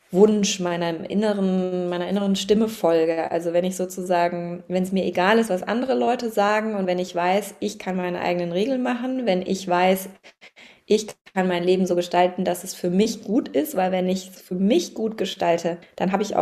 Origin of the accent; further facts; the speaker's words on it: Baden-Württemberg, Germany; ich bin im Schwarzwald aufgewachsen, also sehr naturverbunden